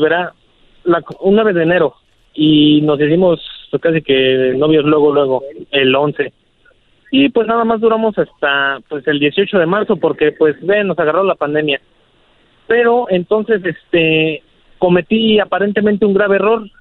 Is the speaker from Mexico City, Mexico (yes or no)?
yes; Mexico City, Mexico; also born or lived in Arvin, California; yo soy de la Ciudad de México